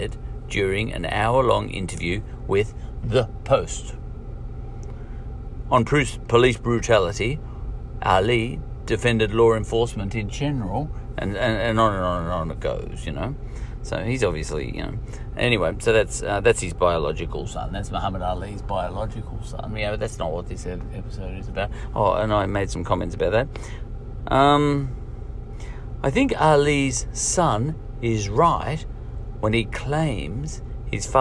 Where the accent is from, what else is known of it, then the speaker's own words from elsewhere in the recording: Australia; being an Australian